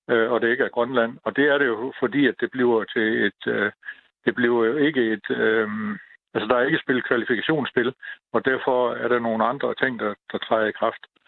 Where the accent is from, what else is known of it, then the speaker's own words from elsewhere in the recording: Denmark; jeg kommer fra Danmark